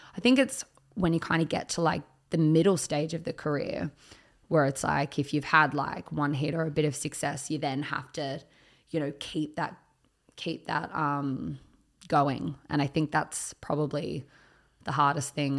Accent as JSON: {"language": "English", "town": "Picton", "region": "New South Wales", "country": "Australia", "tie": "born or raised there", "said": "I grew up in Picton, which is the closest country town to Sydney"}